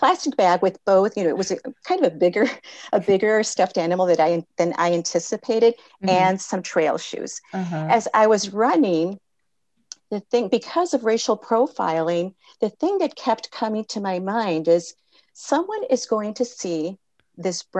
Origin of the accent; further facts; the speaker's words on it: California, United States; I was born in California